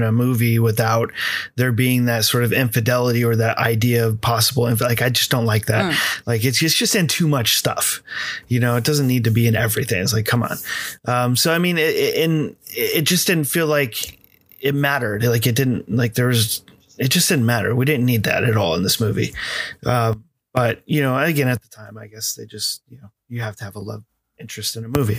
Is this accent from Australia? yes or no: no; United States; me being American